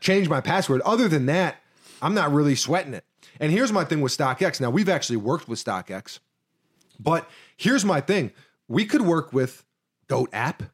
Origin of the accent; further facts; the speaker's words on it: New York City, New York, United States; me growing up in New York Ci, New York City